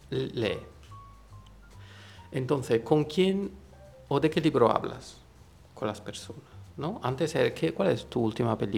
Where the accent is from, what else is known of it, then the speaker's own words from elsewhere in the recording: Italy; Spanish is a second language; moved away; siendo italiano